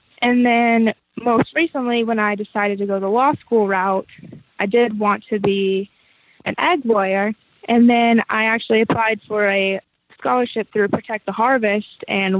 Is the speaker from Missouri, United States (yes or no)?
no; Idaho, United States; I wanted to represent my home state of Idaho.